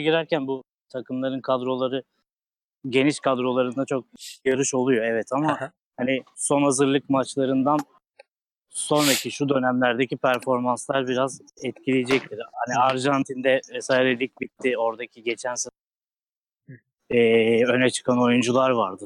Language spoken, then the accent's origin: Turkish; Istanbul, Turkey; ben Kasımpaşalı olarak